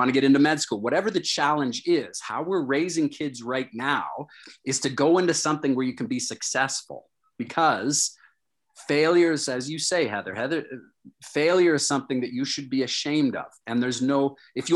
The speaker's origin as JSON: {"language": "English", "town": "Toronto", "region": "Ontario", "country": "Canada", "tie": "born or raised there", "said": "I grew up in Toronto"}